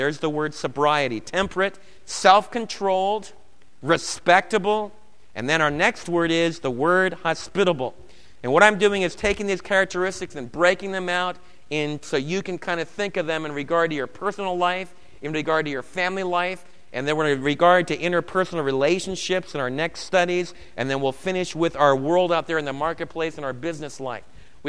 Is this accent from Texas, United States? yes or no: no; Brooklyn, New York, United States; Now, I was raised in New York. If you haven't gathered from my accent, I think most of it's gone, but I can still talk about Torrey and Torrey Avenue in Brooklyn or the water. And I was raised back east.